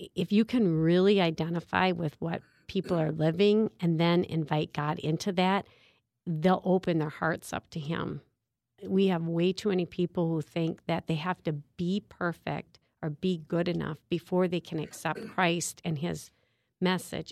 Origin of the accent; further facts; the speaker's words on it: St. Paul, Minnesota, United States; I'm from St. Paul, Minnesota, and actually live in South St. Paul, Minnesota